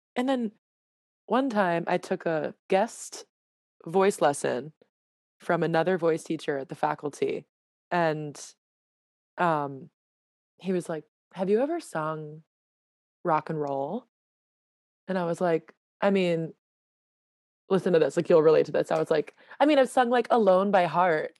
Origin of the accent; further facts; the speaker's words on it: Newton, Massachusetts, United States; moved away as an adult; also born or lived in Connecticut; I am from a town right outside of Boston called Newton, Newton, Massachusetts